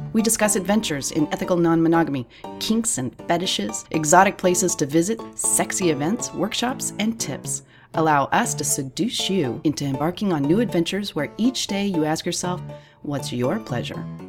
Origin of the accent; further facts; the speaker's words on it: United States; that's just being American